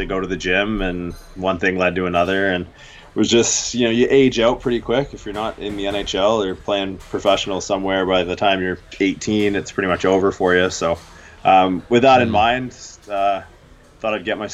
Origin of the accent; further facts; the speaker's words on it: Canada; growing up in Canada